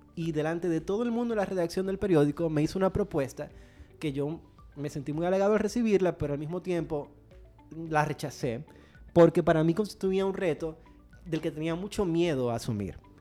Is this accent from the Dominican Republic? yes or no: yes; Dominican Republic; Soy dominicano, nací aquí, he vivido toda mi vida aquí